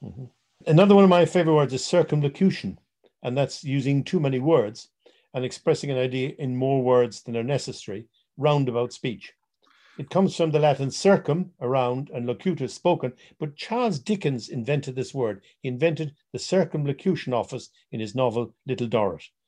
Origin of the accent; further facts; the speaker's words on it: Ireland; being Irish